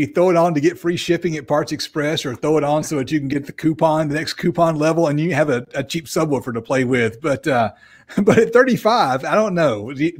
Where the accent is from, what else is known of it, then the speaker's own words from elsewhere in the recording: the South, United States; I am from the South as well, although I don't have much of a Southern accent unless I'm talking to my brother.